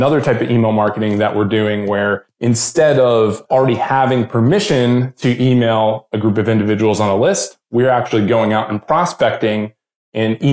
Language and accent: English; just outside of Baltimore, Maryland, United States; moved away as an adult; now in Nashville, United States; both me and my wife are originally from Maryland. And so I grew up there just outside of Baltimore